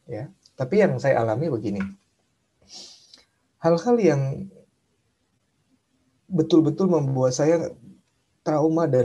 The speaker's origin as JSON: {"language": "Indonesian", "region": "Jakarta", "country": "Indonesia", "tie": "born or raised there", "said": "saya orang Tionghoa tinggal di daerah Tanjung Priuk, Jakarta dan sering jadi sasaran bully macam-macam lah"}